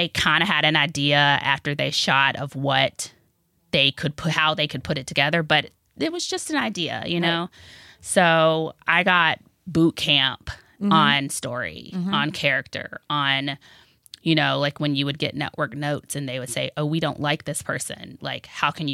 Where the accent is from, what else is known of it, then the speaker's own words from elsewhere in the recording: Augusta, Georgia, United States; moved away as an adult; also born or lived in Washington, D.C.; I grew up in Augusta, Georgia